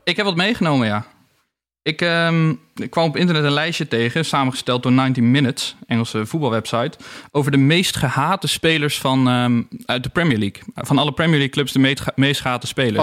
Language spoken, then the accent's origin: Dutch; Roosendaal, North Brabant, Netherlands; moved away; also born or lived in Helmond / Amsterdam; En ik kwam zelf ook uit Roosendaal